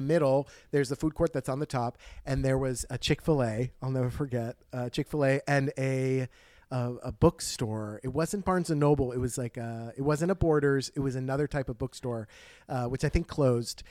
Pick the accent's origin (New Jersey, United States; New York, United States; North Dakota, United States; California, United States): New Jersey, United States; we're from New Jersey